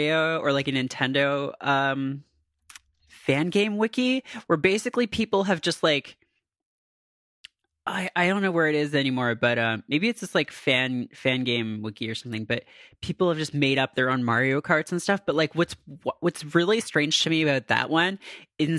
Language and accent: English; Canada; I am from Canada